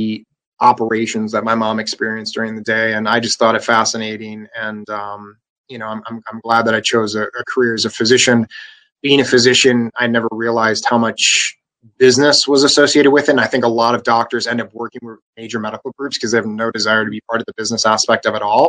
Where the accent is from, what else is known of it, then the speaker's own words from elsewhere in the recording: Wausau, Wisconsin, United States; I grew up in Wausau, Wisconsin, born and raised